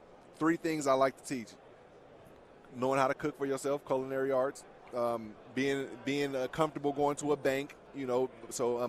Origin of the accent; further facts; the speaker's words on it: San Francisco, California, United States; also born or lived in Oakland; now in San Diego, United States; I'm from San Francisco, live in San Diego